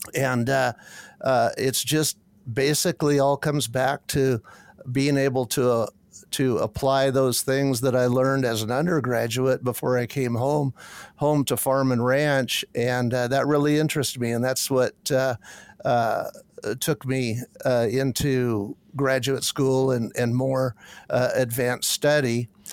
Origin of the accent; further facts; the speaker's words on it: Washington, United States; moved away as an adult; also born or lived in Kansas / Kentucky; I could get back in, the, in my home country